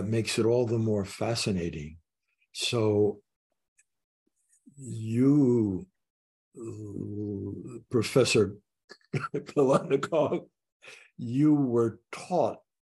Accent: Long Branch, New Jersey, United States; now in Boston, United States; I was born on the Jersey Shore

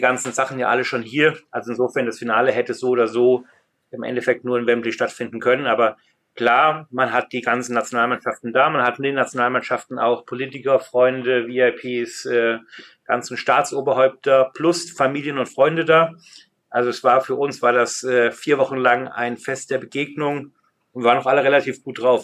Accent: Germany; now in London, United Kingdom; als Deutscher

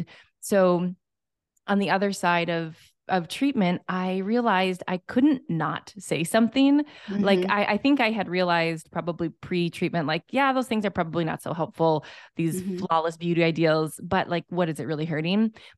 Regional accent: Minnesota, United States; So we were just talking about how we're fellow Midwesterners. Mm-hmm. I am from Minnesota.

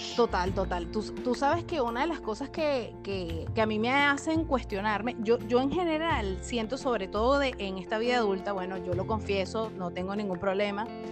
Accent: Venezuela; moved away as an adult; now in Chile; … y yo somos venezolanas, actualmente vivimos en Chile

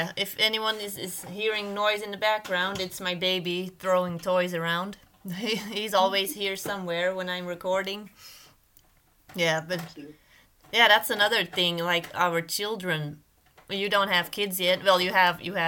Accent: Belgium; moved away as an adult; also born or lived in United States / Arizona; I'm from Belgium originally. Then I lived in the US for

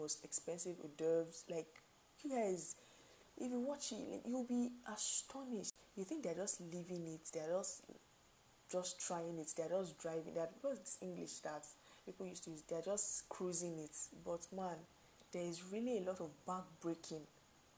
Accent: Nigeria; I stay in Nigeria. We're Nigerian.

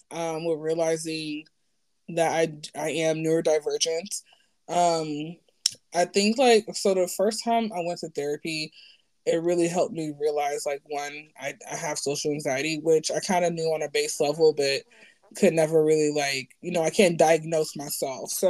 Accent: Nigeria; what I can speak for like being Nigerian in the black community

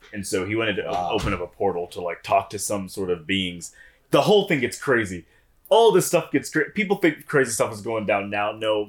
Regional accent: Houston, Texas, United States; And I grew up in Houston. I grew up right near Huffmeister and Muschke Road.

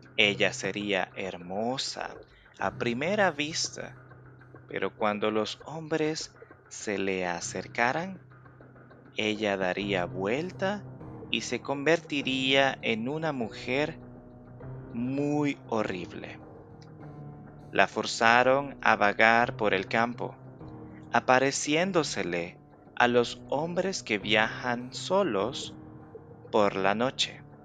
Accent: El Salvador

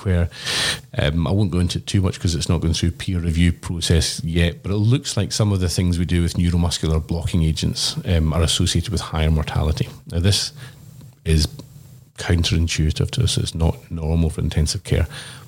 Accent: Glasgow, Scotland, United Kingdom; now in Brisbane, Australia; as a Glaswegian

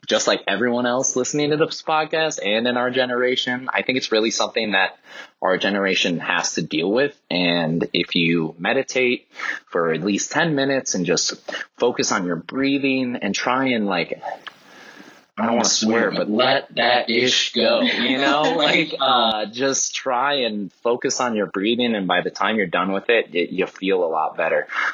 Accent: Cleveland, Ohio, United States; I'm from Cleveland, Ohio

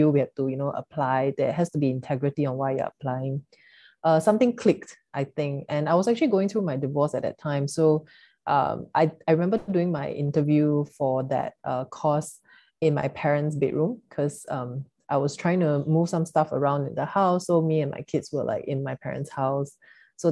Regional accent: Singapore; growing up in Singapore, you know, like Chinese family

